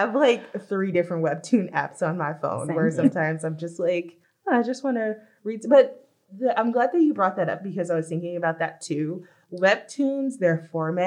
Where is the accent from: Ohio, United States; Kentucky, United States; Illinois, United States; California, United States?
California, United States; Los Angeles; growing up in Los Angeles